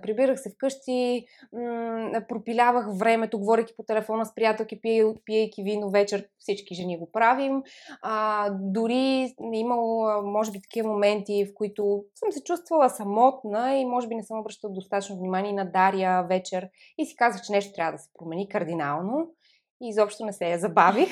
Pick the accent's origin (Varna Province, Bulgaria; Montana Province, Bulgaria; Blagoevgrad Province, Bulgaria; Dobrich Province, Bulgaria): Montana Province, Bulgaria; Montana; аз съм родом от Монтана